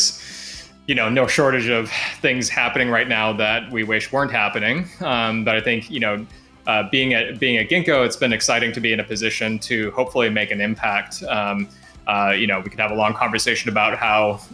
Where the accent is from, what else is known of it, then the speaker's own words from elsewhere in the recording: Alaska, United States; I grew up in Alaska, and the reason that I grew up in Alaska was, my parents were teachers